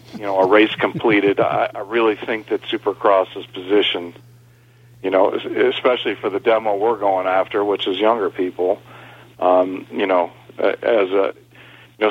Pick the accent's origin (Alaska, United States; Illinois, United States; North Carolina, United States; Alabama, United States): Illinois, United States; Elgin; right outside of Chicago in Elgin